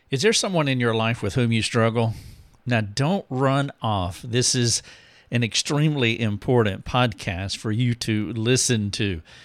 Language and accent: English; United States